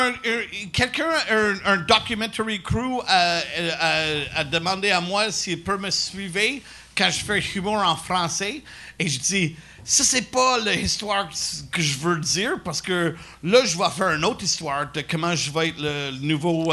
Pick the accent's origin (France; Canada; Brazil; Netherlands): Canada; Quebec; French is a second language; je viens du Québec